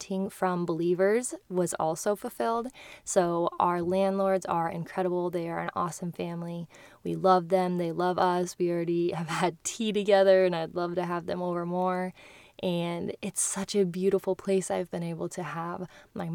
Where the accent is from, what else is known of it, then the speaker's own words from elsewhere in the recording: Kearney, Nebraska, United States; also born or lived in Hawaii; now in Lincoln, United States; to Kearney, my hometown